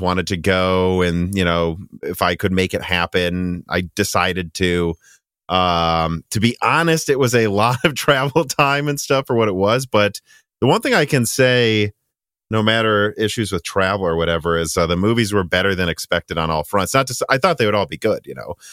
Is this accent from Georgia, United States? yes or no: no; Minnesota, United States; I'm from Minnesota